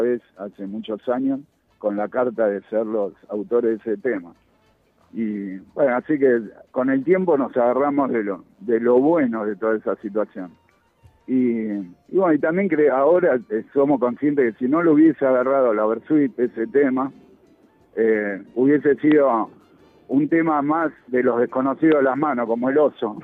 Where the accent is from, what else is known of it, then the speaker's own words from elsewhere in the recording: Buenos Aires, Argentina; yo nací en Saavedra, a la vuelta de la casa del polaco Goyeneche.